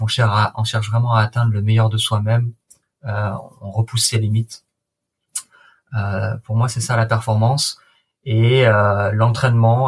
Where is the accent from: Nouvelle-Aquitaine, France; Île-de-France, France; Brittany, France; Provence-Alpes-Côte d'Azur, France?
Provence-Alpes-Côte d'Azur, France; La Seyne-sur-Mer; moved away as an adult; also born or lived in Liverpool, United Kingdom; je viens de la Seine-sur-Mer, dans le Var, euh, à côté de Toulon